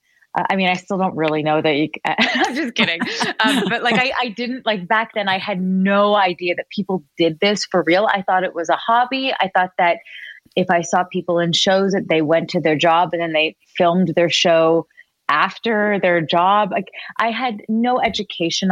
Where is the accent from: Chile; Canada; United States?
Canada; Richmond Hill, Ontario; I'm from Richmond Hill, a safe little